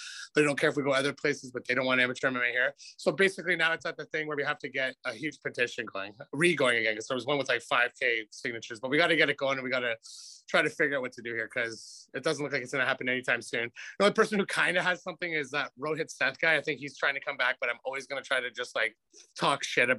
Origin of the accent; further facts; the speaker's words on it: Calgary, Alberta, Canada; moved away; I was from Calgary. I moved here kind of right after all that.